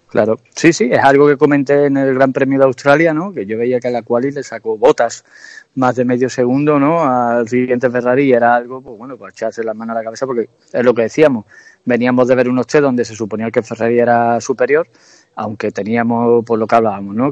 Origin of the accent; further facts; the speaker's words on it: Jerez de la Frontera, Andalusia, Spain; yo soy jerezano, estoy aquí en mi tierra